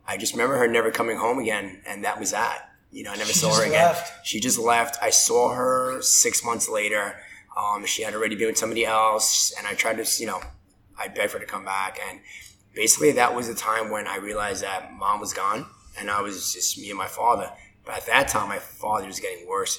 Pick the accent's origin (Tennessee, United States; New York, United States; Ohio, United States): New York, United States; New York City; accent: hard Brooklyn; So I grew up in Brooklyn, Red Hook, New York